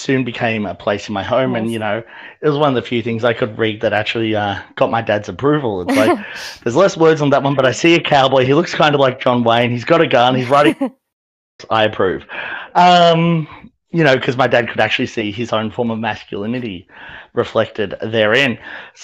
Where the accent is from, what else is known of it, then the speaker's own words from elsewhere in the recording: Australia; growing up in Australia